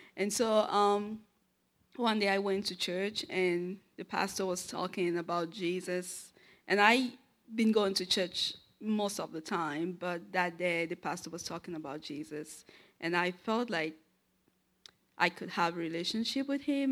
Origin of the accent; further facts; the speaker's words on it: Yaoundé, Centre, Cameroon; moved away; I am from Cameroon. Uh, my city is Yaoundé.